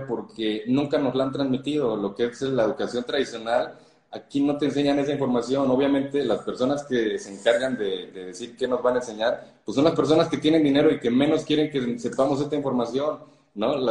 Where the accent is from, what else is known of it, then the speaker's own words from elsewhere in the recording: Mexico City, Mexico; yo soy de la Ciudad de México